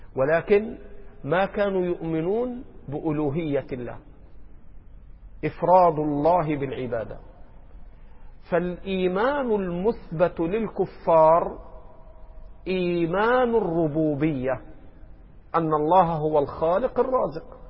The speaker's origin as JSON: {"language": "Arabic", "country": "Egypt", "said": "عندنا في مصر"}